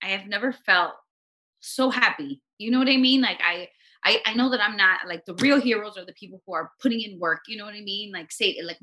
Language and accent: English; Los Angeles, California, United States; I grew up in Los Angeles and my parents came from Guatemala in the 70s